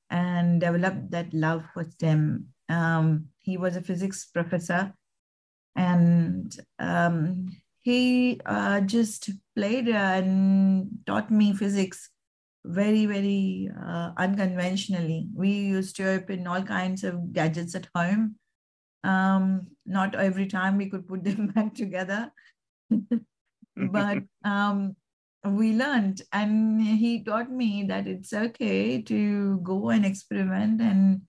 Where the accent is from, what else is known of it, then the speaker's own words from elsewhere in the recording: India; moved away as an adult; now in Australia; I am initially from India, came to Australia in 2000